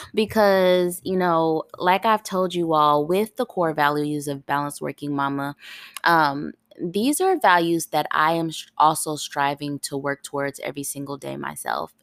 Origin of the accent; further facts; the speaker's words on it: Ohio, United States; moved away as an adult; also born or lived in California; now in Tennessee, United States; That was my first time living outside of my home state. I lit, I, I was, I'm born in Ohio